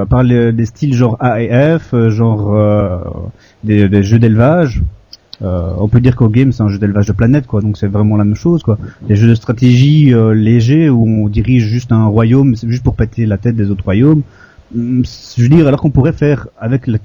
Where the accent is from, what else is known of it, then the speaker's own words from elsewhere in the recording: Belgium; moi je suis bête de Belgique.